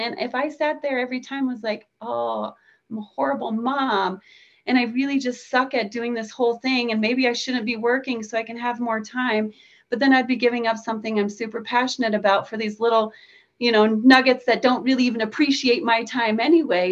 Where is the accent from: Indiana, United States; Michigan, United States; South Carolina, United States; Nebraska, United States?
Nebraska, United States; I'm from Nebraska. We get tornadoes here